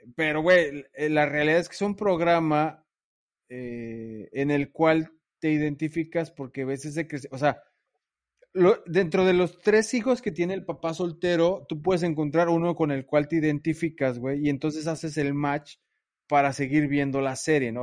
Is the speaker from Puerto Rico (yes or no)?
no; Mexico; now in Vancouver, Canada; nos identifica como mexicanos